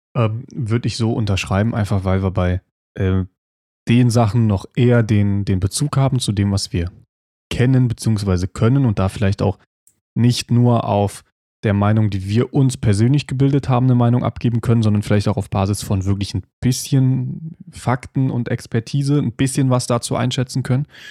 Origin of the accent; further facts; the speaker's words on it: Germany; bei uns in Deutschland